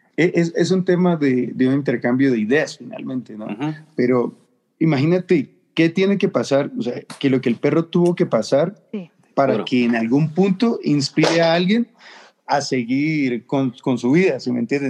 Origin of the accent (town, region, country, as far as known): Ecuador